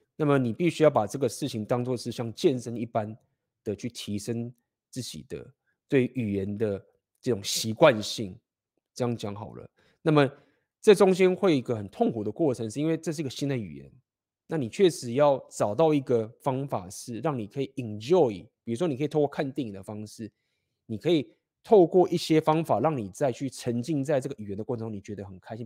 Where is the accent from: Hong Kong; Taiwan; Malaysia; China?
Taiwan; 我们台湾人